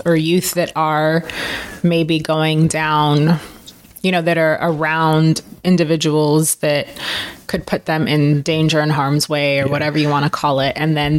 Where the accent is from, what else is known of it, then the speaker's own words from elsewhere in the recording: Oakland, California, United States; moved away as an adult; also born or lived in Berkeley / Michigan; now in Las Vegas, United States; I grew up in the Bay Area. I grew up in Oakland, Berkeley. Yeah, I grew up there.